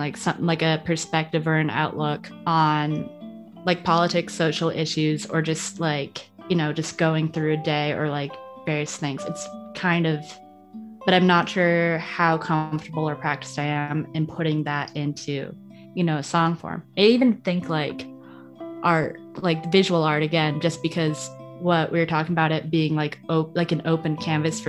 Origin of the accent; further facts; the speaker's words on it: outside New York City, United States; moved away as an adult; also born or lived in Florida; I grew up outside New York City